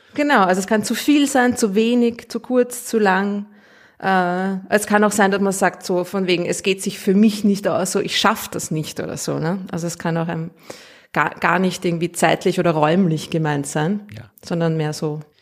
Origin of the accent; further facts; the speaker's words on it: Austria; accent: Austrian; ich rede zu Österreichisch